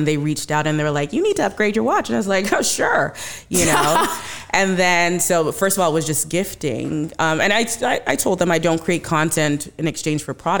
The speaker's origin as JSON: {"language": "English", "country": "Canada", "said": "So while I was at school, I am from Canada."}